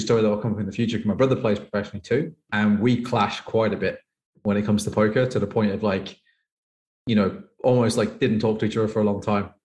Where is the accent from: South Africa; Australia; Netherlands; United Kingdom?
United Kingdom; England; moved away as an adult; now in Thailand; I'm from England